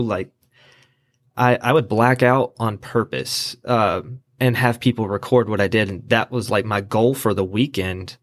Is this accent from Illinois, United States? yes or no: no; Asheboro, North Carolina, United States; also born or lived in California; I am from Ashboro. I went to, uh, Southwest Randolph High School